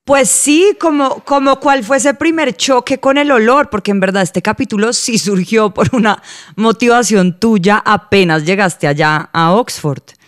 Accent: Colombia; nos definen como colombianos

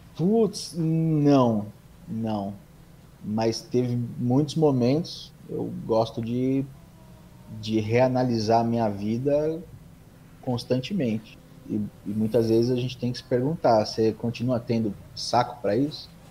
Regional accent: São Bernardo do Campo, São Paulo, Brazil; Sou nascido em São Paulo, mas moro aqui em São Bernardo desde sempre.

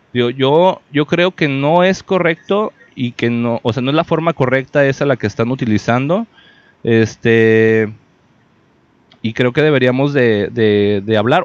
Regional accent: Mexico; para todos como mexicanos

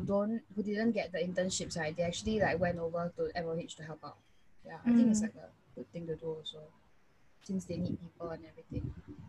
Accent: Singapore; accent: Singaporean; all my Singaporean accent come out.

